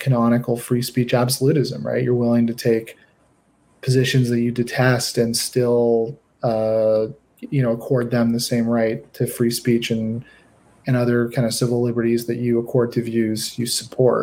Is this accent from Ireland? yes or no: no; Canada; I'm a Canadian